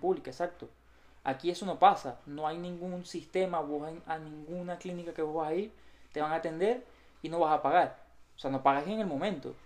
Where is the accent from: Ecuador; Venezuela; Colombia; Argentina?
Venezuela; Maracaibo, Zulia; moved away as an adult; now in Katy, United States; los dos somos maracucho de Venezuela y llegamos los dos prácticamente al mismo tiempo, en el mismo año, dos mil diecisiete